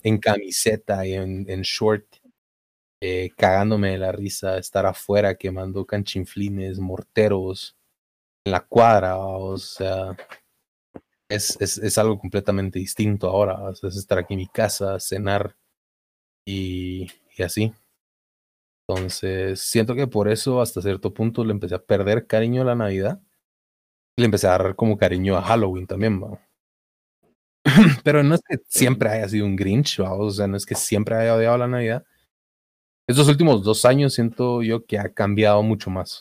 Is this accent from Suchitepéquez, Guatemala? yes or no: yes; Mazatenango, Suchitepéquez, Guatemala; nací en Mazate, soy de Mazatenango.